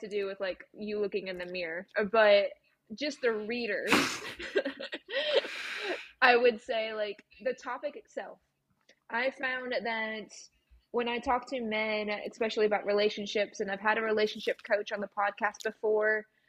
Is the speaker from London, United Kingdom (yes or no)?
no; Scotland, United Kingdom; now in United States; I am actually Scottish based. So